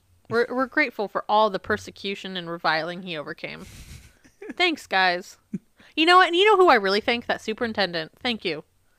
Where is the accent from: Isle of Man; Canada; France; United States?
Isle of Man; born there; I wasn't born on the Isle of Boy, I was born on the Isle of Man.